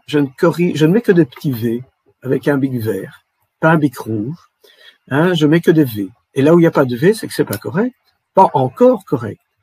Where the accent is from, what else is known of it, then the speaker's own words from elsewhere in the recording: Belgium; Chez nous, en Belgique